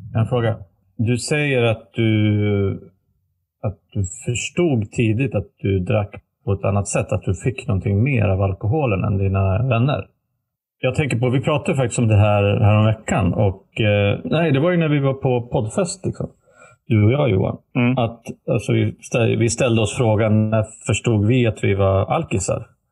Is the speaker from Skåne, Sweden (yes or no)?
no; Västerås, Västmanland, Sweden; moved away; hemma i Västerås där vi växte upp då, eller bodde